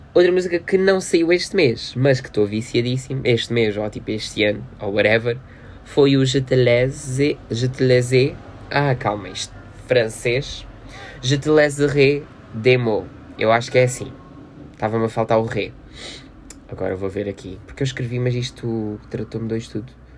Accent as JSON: {"language": "Portuguese", "town": "Loulé", "region": "Algarve", "country": "Portugal", "tie": "born or raised there", "said": "festa da Mãe Soberana, aqui da minha terrinha"}